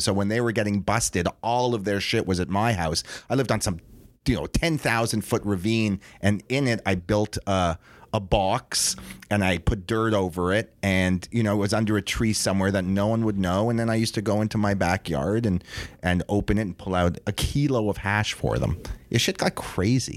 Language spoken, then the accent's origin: English; Toronto, Ontario, Canada; we're two Jews from Toronto